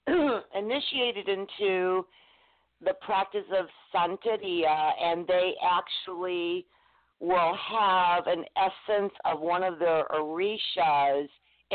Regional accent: Detroit, Michigan, United States; first language Spanish; English is a second language; I'm from Detroit, Michigan. My mother's from Cuba, was from Cuba. My father was Greek

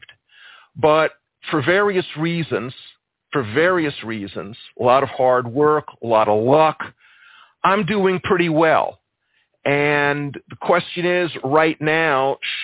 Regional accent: Columbia, South Carolina, United States; I'm from South Carolina too. I was born in 1954 in Columbia, South Carolina

